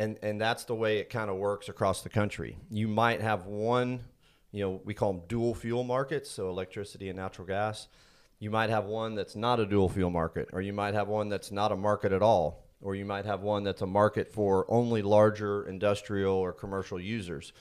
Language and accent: English; Indiana, United States; now in Texas, United States; I was born and raised in Indiana, been in Texas for, be thirty-two years this summer